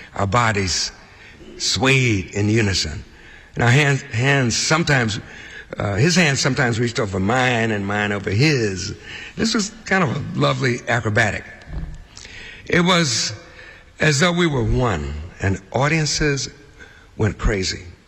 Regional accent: Chicago, Illinois, United States; moved away; growing up in the Hyde Park, Kenwood area of Chicago

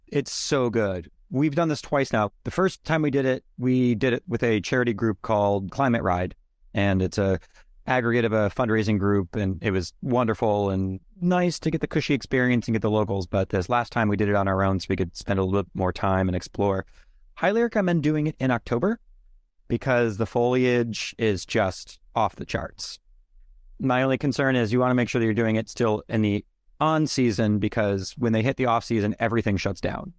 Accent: Northern Virginia, United States; now in Massachusetts, United States; I'm actually from Northern Virginia

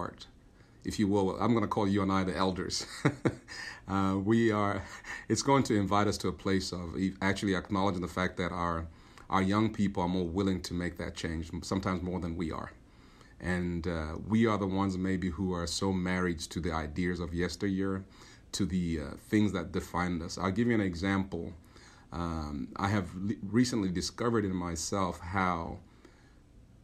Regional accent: Zambia; moved away

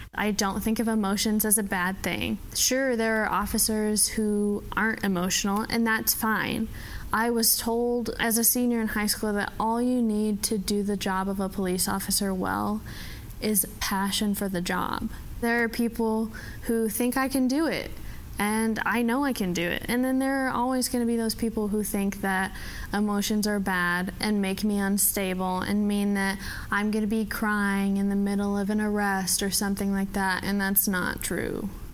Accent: Texarkana, Texas, United States; moved away as an adult; also born or lived in Valparaiso, Indiana; I was born in Texarkana, in Texas

